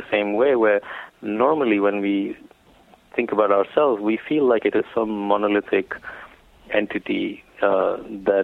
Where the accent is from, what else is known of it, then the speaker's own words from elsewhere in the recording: India; growing up in India